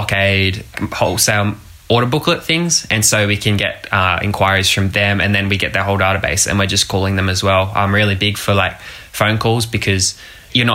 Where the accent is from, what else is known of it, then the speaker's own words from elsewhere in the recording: Gold Coast, Queensland, Australia; a 17-year-old entrepreneur from the Gold Coast